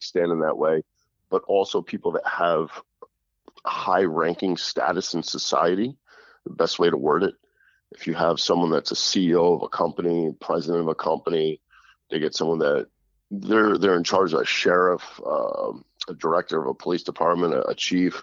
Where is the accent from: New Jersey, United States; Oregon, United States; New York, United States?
New Jersey, United States; half Sicilian kid growing up in Jersey